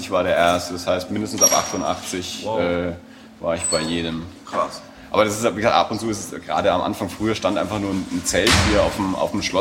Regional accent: Erlangen, Bavaria, Germany; ich bin aus Erlangen, ich bin immer da.

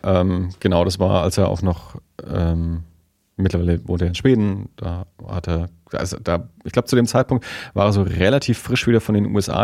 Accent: Erlangen, Bavaria, Germany; moved away as an adult; now in Nuremberg, Germany; Wir sind ja ursprünglich beide aus Tenlohe

